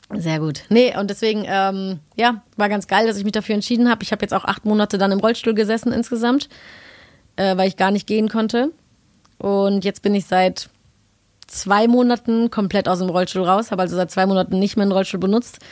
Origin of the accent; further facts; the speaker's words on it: Cologne, North Rhine-Westphalia, Germany; Köln ja auch meine Heimat ist